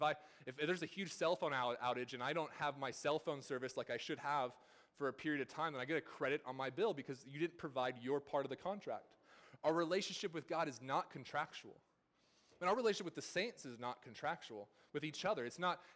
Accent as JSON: {"language": "English", "region": "California", "country": "United States", "moved": "yes", "lives_now": "the South, United States", "said": "in my time here in the South, I'm not from here. I'm from California"}